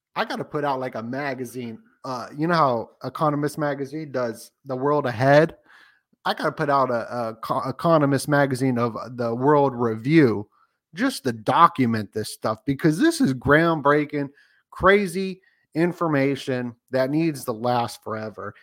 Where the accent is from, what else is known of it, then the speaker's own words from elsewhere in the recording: Las Vegas, Nevada, United States; I grew up in Vegas